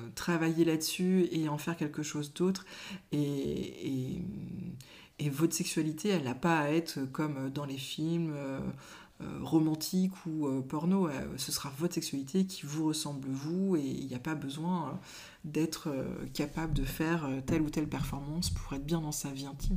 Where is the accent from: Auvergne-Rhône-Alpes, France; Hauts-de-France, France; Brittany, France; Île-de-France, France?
Brittany, France; now in Mayenne, France; Je suis de Bretagne